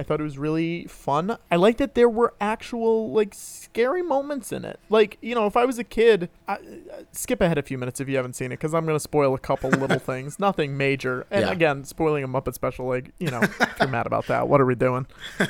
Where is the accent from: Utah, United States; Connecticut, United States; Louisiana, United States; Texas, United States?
Connecticut, United States; I grew up in Connecticut